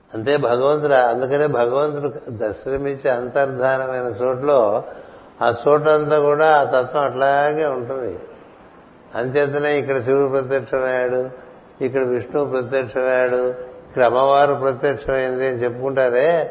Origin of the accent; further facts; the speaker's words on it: Telugu-speaking region, India; నేను తెలుగువాడిని ఇప్పటికే తమిళ దేశంలో పది రోజుల నుంచి ఉన్నాం